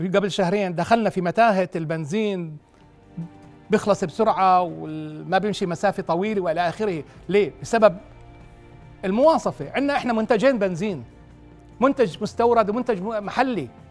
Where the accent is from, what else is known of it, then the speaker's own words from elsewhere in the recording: Jordan; عندنا بالاردن